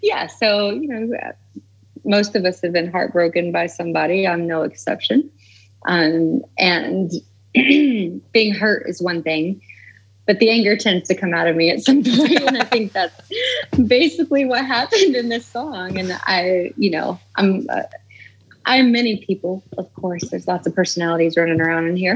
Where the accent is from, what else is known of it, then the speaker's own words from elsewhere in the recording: the Bible Belt, United States; I'm from the cut, as we call it here, the country.